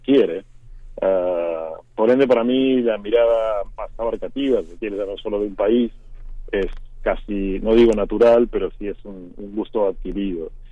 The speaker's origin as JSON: {"language": "Spanish", "country": "Argentina", "also_born_or_lived": "Mexico City, Mexico", "moved": "as an adult", "said": "yo llevo mucho tiempo ya fuera de, Argentina, casi 25 años"}